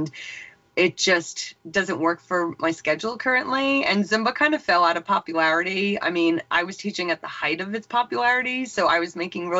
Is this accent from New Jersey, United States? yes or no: no; Long Island, New York, United States; moved away as an adult; now in Eastern Pennsylvania, United States; I'm originally from Long Island, New York. I live in Eastern Pennsylvania now